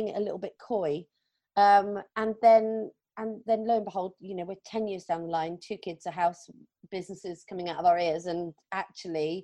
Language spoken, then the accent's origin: English; Plymouth, South West England, United Kingdom; moved away as an adult; also born or lived in London; my hometown in Plymouth, which is on the southwest coast of England.